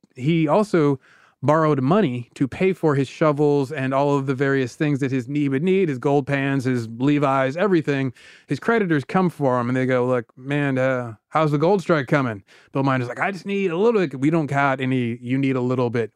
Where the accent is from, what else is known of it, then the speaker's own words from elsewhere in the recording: Georgia, United States; my home state of Georgia